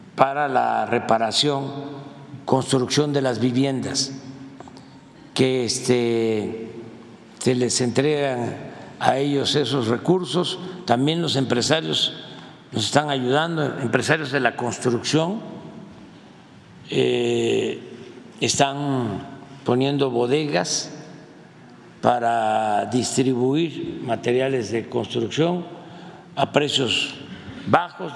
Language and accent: Spanish; Mexico; somos los mexicanos